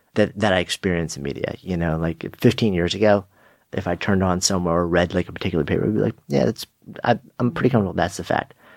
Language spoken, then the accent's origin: English; New York, United States; being a New Yorker